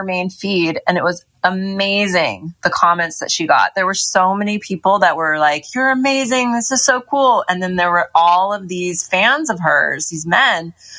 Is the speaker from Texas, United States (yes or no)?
no; Hollywood, California, United States; growing up in Hollywood, the porn industry is here as well.